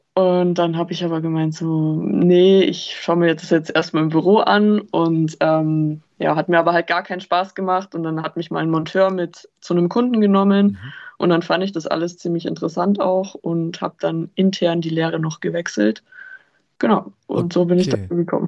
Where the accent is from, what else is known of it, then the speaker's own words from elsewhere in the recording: Lake Starnberg, Bavaria, Germany; ich komme vom Starnberger See